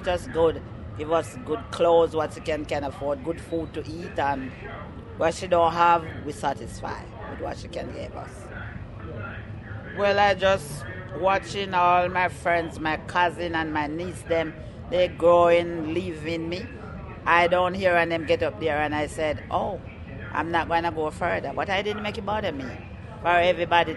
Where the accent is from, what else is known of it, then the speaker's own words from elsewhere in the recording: Jamaica; moved away as an adult; I was born in Jamaica